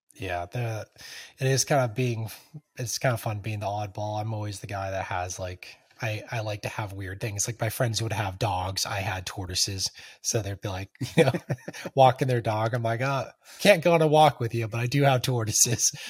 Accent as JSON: {"language": "English", "region": "California", "country": "United States", "moved": "yes", "said": "I'm originally from California"}